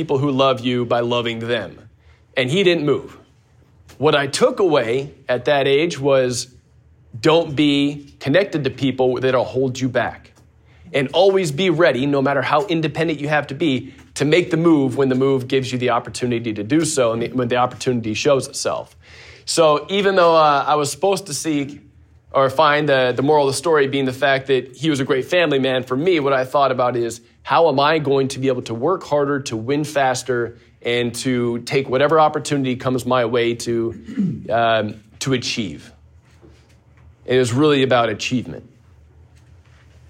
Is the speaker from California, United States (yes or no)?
yes; Pebble Beach, California, United States; moved away; I grew up in Pebble Beach, California